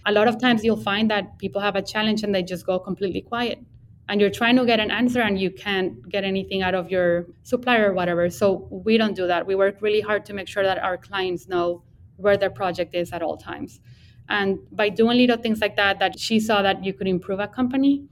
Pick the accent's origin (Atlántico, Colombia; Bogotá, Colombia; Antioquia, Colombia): Bogotá, Colombia; Bogota, Colombia; English is a second language; now in Texas, United States; I grew up in in Bogota, Colombia. That's where I'm from